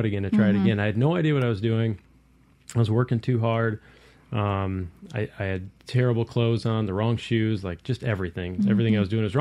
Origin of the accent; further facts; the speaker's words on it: Iowa, United States; now in Mississippi, United States; I grew up in Iowa